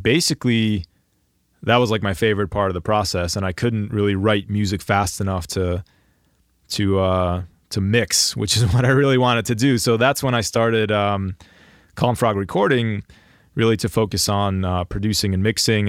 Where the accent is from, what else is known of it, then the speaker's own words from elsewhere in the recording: Greater Philadelphia area, Pennsylvania, United States; I'm from the Greater Philadelphia area